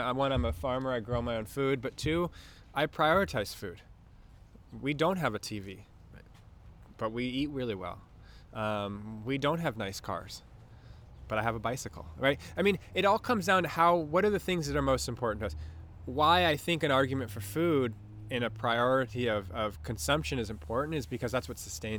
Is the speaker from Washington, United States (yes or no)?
no; Newport Beach, California, United States; I grew up in Newport.